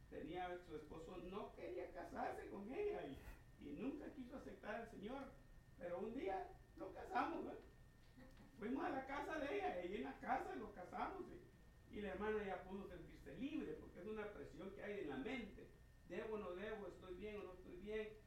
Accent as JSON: {"language": "Spanish", "country": "El Salvador", "moved": "yes", "said": "primer choque que yo tuve cuando vine de Salvador, porque venía de la centroamericana, y allá todo es igual, es un molde para todas las iglesias, una sola constitución para todos."}